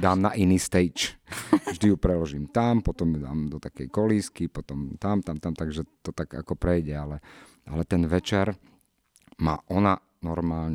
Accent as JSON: {"language": "Slovak", "town": "Nitrianske Hrnčiarovce", "region": "Nitra Region", "country": "Slovakia", "tie": "born or raised there", "also_born_or_lived": "Čifáre", "said": "ja som vyrastal v Čifároch najprv, odkiaľ mamina pochádza moja, potom sme sa presťahovali, e, do Hrnčiaroviec, kde som- do Nitrianských Hrnčiaroviec"}